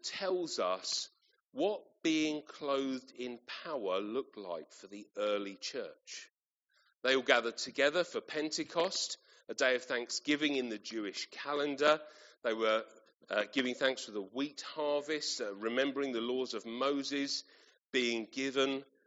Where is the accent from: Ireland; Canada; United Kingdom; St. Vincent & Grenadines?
United Kingdom; Kent, South East England; moved away as an adult; I grew up in Kent. Uh, that's where um, my parents still live, and uh, I lived until uh, university.